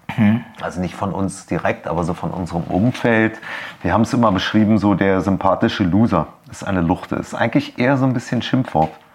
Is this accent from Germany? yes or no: yes; Berlin, Germany; ich bin tatsächlich aufgewachsen in Steglitz